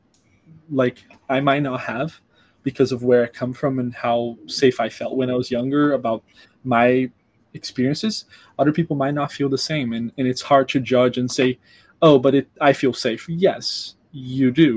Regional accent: Brazil; now in United States; I'm from Brazil, where I have a very different background

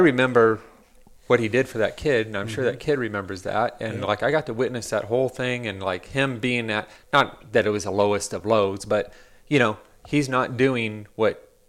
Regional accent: South Dakota, United States; I'm from South Dakota.

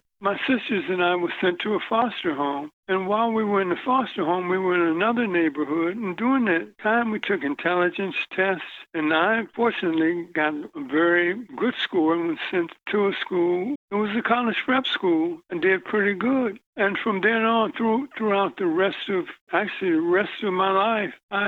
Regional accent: Cincinnati, Ohio, United States; I was born in Cincinnati, Ohio. My mother died when I was 12

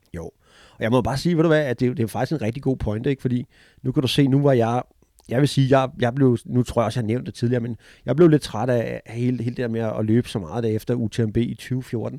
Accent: Denmark; now in United States

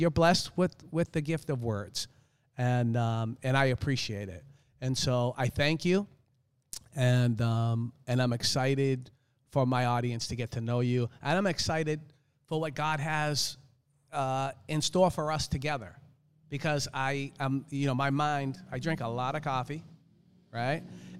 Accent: Boston, Massachusetts, United States; I live in South Florida now. I grew up in Boston, but I do not like the cold.

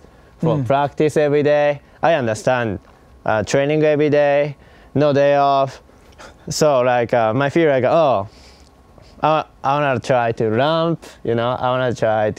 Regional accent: Osaka, Japan; moved away as an adult; now in United States; Osaka, Japan.

